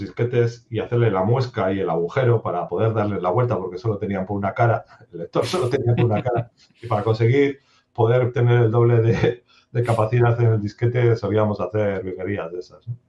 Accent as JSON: {"language": "Spanish", "town": "Durango", "region": "Basque Country", "country": "Spain", "also_born_or_lived": "Bilbao", "said": "Yo soy de Bilbao, bueno, soy realmente de Durango"}